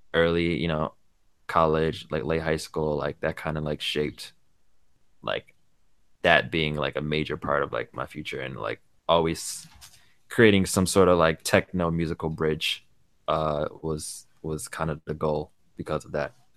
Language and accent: English; New York, United States; born in New York